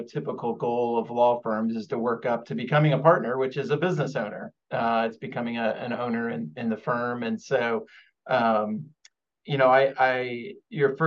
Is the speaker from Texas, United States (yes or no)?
no; Evansville, Indiana, United States; moved away as an adult; now in Indianapolis, United States; I am originally from Evansville, Indiana, in the southwestern part of the state. I was born there